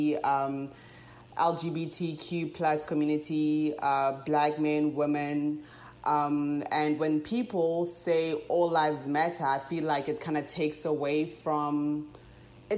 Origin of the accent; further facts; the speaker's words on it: South Africa; now in United States; I'm from South Africa, but have lived in the United States for 10 years